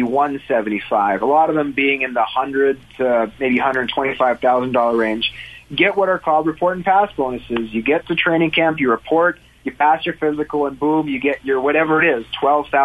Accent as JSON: {"language": "English", "town": "Winnipeg", "region": "Manitoba", "country": "Canada", "tie": "born or raised there", "said": "growing up in Winnipeg as a Bomber fan"}